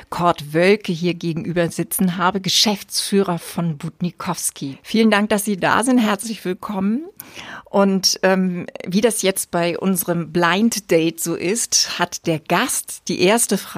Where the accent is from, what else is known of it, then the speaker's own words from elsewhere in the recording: Wesselburen, Schleswig-Holstein, Germany; also Wesselburen